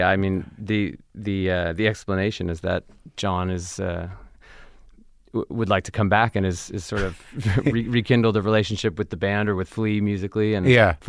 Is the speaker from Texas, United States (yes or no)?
no; California, United States; My sister and I are the only Californians.